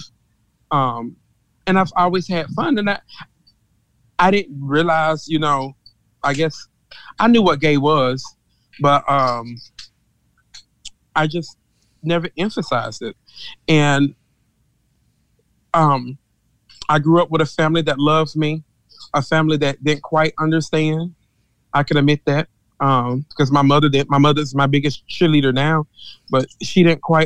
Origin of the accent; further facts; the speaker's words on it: Mississippi, United States; I'm from Mississippi and I'm old school